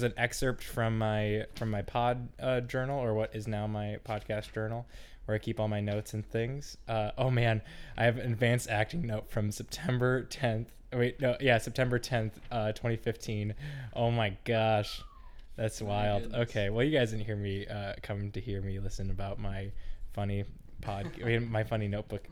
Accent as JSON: {"language": "English", "town": "Grand Rapids", "region": "Michigan", "country": "United States", "tie": "born or raised there", "said": "my hometown Grand Rapids"}